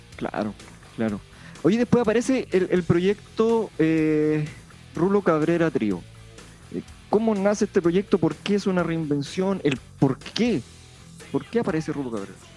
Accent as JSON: {"language": "Spanish", "town": "Punitaqui", "region": "Coquimbo", "country": "Chile", "tie": "born or raised there", "said": "en Punitaki, en mi pueblo"}